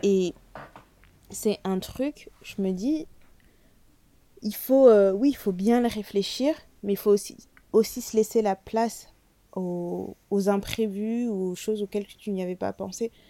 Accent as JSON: {"language": "French", "country": "France", "tie": "born or raised there", "said": "je suis née en France"}